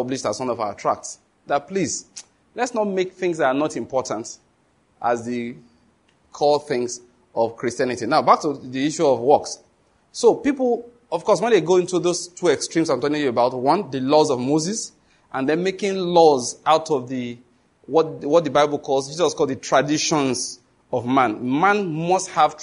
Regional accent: Western Nigeria, Nigeria; I was born in Western Nigeria, grew up there

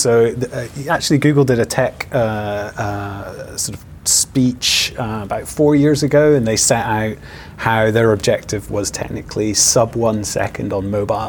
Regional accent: Aberdeen, Scotland, United Kingdom; now in Edinburgh, United Kingdom; I'm actually from Aberdeen, but I live in Edinburgh.

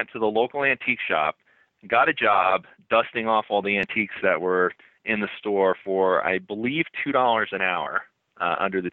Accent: central New Jersey, United States; I lived in a really small town in central New Jersey, and it was basically a mile in every direction

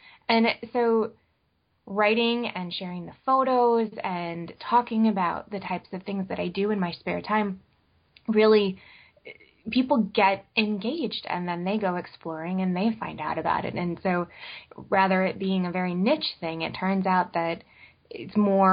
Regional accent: Northern Illinois, United States; now in Long Island, United States; I grew up in Northern Illinois

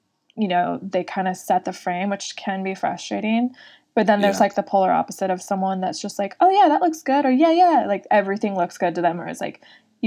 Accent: Northern California, United States; accent: valley girl / surfer dude; I'm from Northern California

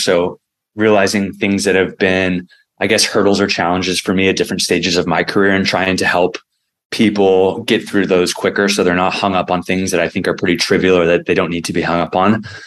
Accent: San Diego, California, United States; my hometown

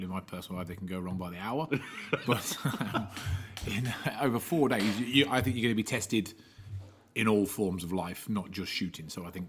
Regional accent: Leicester, East Midlands, United Kingdom; Leicester, England. Right slap bang in the middle of the country.

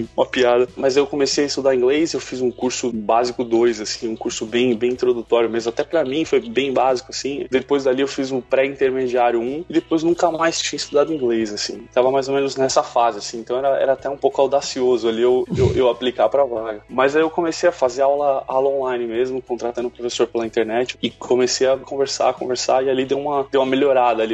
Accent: São Paulo, Brazil; moved away as an adult; now in Seattle, United States; eu sou de São Paulo, morei, morei a vida toda em São Paulo, me mudei, mudei pra Seattle

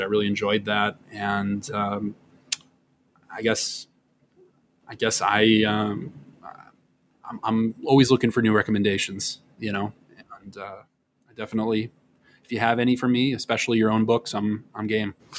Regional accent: Wisconsin, United States; now in New York, United States; I'm from Wisconsin

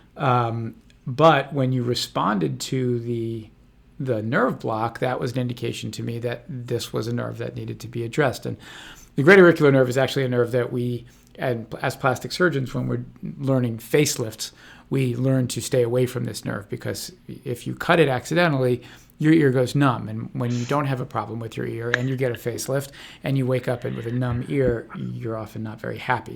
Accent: Washington, District of Columbia, United States; now in Santa Barbara, United States; I'm actually from Washington, D C

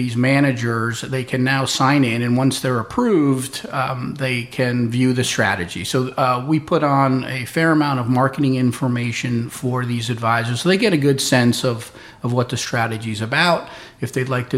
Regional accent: Darien, Connecticut, United States; I grew up in Darien, Connecticut

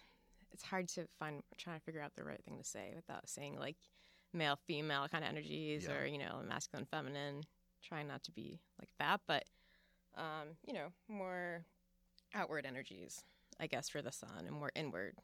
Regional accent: Fall River, Massachusetts, United States; Yeah, I was born in Fall River, Massachusetts, and that is, you know, home of the Lizzie Borden murder case

